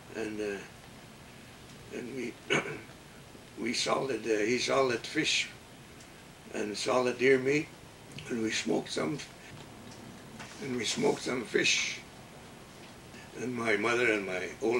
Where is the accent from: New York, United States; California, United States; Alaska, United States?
Alaska, United States; Ketchikan; also born or lived in Metlakatla, Alaska; I was born in Middle Catlin when William Duncan died in 1918. And then my dad was a carpenter, that's why we moved to Ketchikan